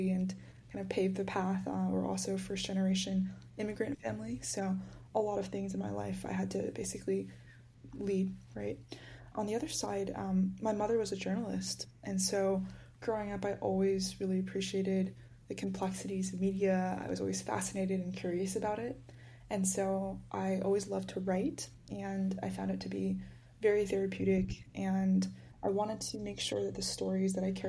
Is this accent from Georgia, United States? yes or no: yes; Georgia, United States; I grew up in Georgia for most of my life, and so kind of lived in the suburbs a lot